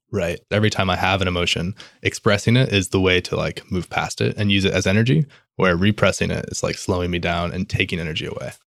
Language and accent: English; Midwest, United States; I'm Midwestern